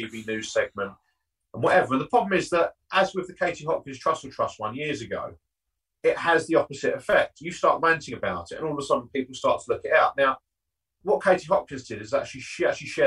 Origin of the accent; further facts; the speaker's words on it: Southend-on-Sea, East of England, United Kingdom; I'm obviously from the South End area